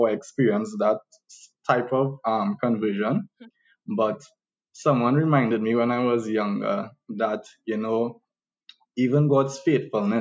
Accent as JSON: {"language": "English", "country": "Trinidad & Tobago", "tie": "born or raised there", "said": "the two of us, yes, we were born and raised in Trinidad"}